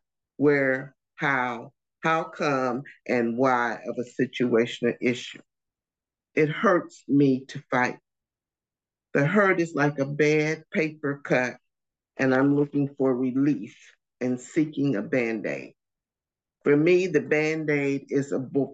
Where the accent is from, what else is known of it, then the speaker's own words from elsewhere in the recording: St. Louis, Missouri, United States; moved away as an adult; now in North Carolina, United States; We grew up in St. Louis, Missouri. We now live in North Carolina